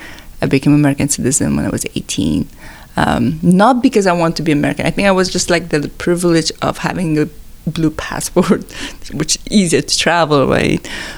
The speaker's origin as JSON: {"language": "English", "country": "Afghanistan", "second_language": "English", "moved": "yes", "lives_now": "United States", "said": "I want to say I'm Afghan, but I mean, I always say I'm from Afghanistan"}